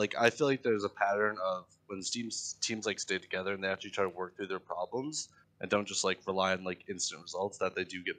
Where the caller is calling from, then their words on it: Kalamazoo, Michigan, United States; Kalamazoo, Michigan.